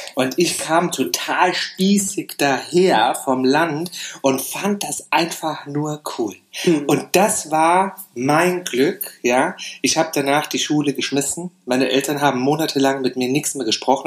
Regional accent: Saarland, Germany; moved away; ich bin im Saarland aufgewachsen.

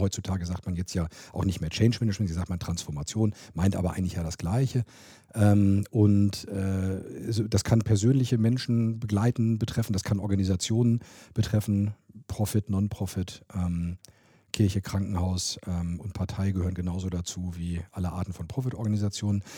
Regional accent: Hanover, Lower Saxony, Germany; moved away; Ich komme auch aus Hannover, ich bin hier geboren

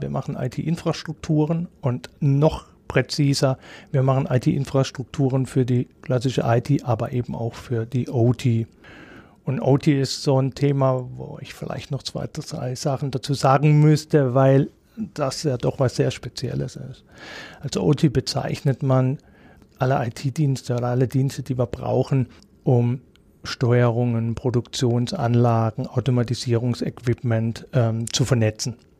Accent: Emmendingen, Baden-Württemberg, Germany; Ich komme gebürtig aus Emmendingen, bin da aufgewachsen

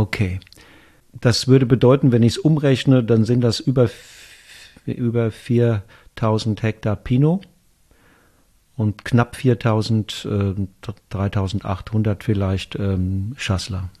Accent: Rheingau, Hesse, Germany; bei uns im Rheingau

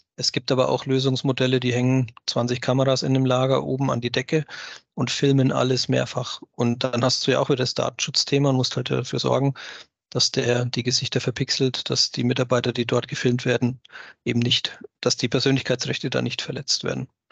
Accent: Germany; bei uns in Deutschland

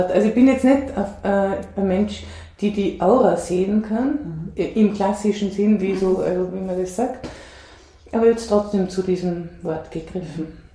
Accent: Denmark; born there; ich bin in Dänemark geboren

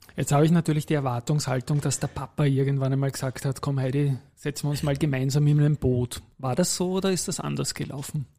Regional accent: Vienna, Austria; Ich bin am Tennisclub aufgewachsen, auch im 22. Bezirk

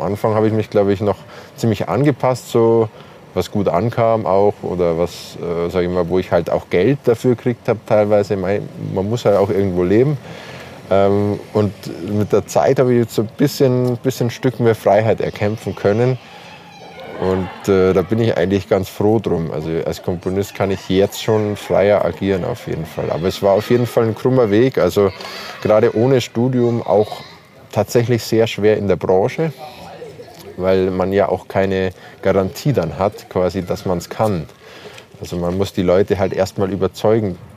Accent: Bavaria, Germany; Äh, ich bin in Bayern aufgewachsen und habe da meine Wurzeln. Ich bin mit bayerischer Sprache aufgewachsen, mit bayerischen Instrumenten, mit Akkordeon, mit Zither, mit Hackbrett, mit Gitarre.

